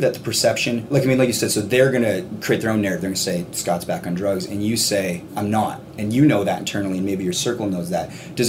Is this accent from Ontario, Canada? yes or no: yes; Hamilton, Ontario, Canada; We're from Hamilton, Ontario